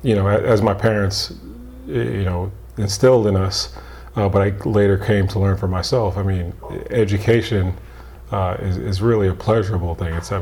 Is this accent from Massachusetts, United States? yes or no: no; New York, United States; growing up in New York